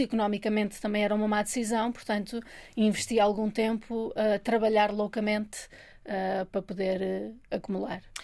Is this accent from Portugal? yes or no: yes; Minho, Norte, Portugal; now in Lisbon, Portugal; eu sou do Minho, quando vim morar para Lisboa